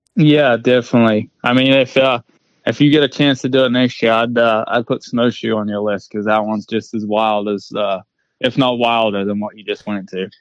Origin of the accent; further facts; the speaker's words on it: New Zealand; moved away as an adult; now in United States; I'm originally from New Zealand, so I I packed my bags and uh, 2018 and left New Zealand